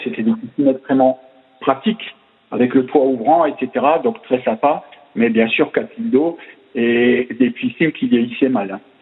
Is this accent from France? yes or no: yes; Alsace, Grand Est, France; accent: Alsatian; c'était un petit club en Alsace bah, mhm. On l'entendra dans mon accent